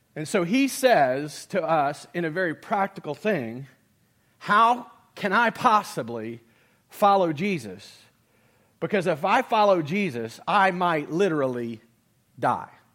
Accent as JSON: {"language": "English", "country": "United States", "said": "in America, I'm a citizen"}